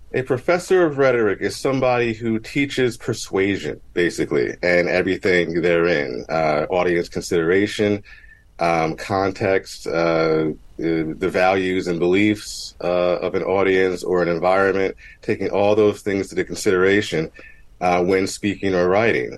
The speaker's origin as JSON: {"language": "English", "town": "Mount Holly", "region": "New Jersey", "country": "United States", "tie": "born or raised there", "said": "I grew up in Mount Holly, New Jersey."}